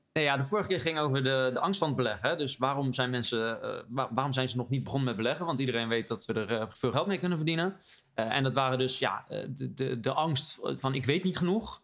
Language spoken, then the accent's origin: Dutch; Rotterdam, South Holland, Netherlands; als Rotterdammer